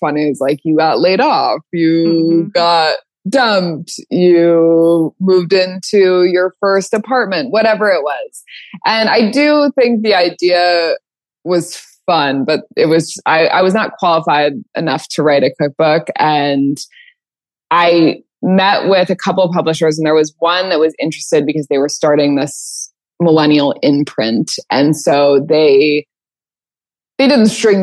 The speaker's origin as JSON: {"language": "English", "region": "California", "country": "United States", "said": "I'm from California."}